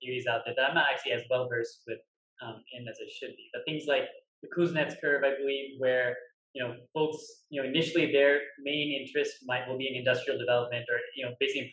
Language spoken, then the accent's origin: English; Birmingham, Alabama, United States; Birmingham Zoo in Alabama, where I grew up